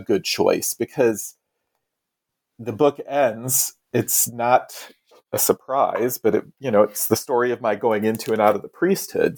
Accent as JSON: {"language": "English", "region": "Iowa", "country": "United States", "tie": "born or raised there", "moved": "yes", "lives_now": "Salem, United States", "said": "I grew up in Iowa on the Mississippi River, so north of the South"}